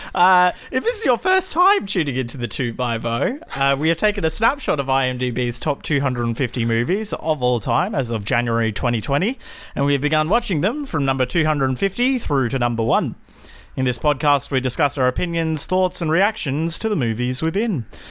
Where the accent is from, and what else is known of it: Australia